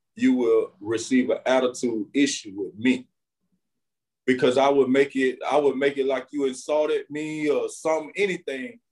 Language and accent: English; Winter Haven, Florida, United States; I'm from Winter Haven, Florida. Um, I was born and raised right here in the same community